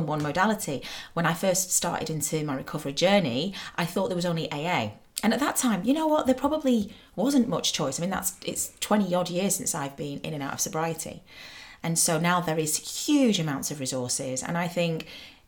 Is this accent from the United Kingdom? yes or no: yes; Manchester, North West England, United Kingdom; I'm from Manchester, and you have to love the rain if you're from Manchester